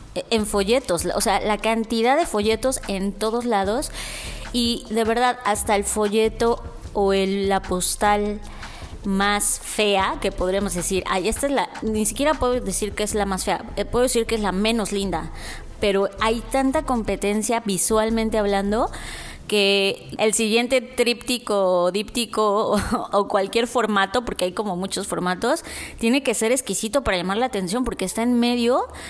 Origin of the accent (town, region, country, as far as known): Mexico